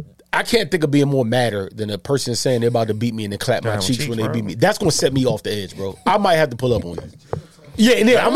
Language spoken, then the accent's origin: English; West Hyattsville, Maryland, United States; I'm from West Hazel.